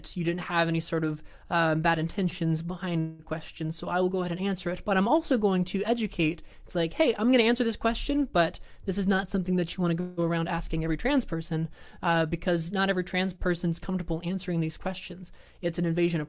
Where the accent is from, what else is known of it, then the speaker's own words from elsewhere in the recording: the South, United States; I grew up in the South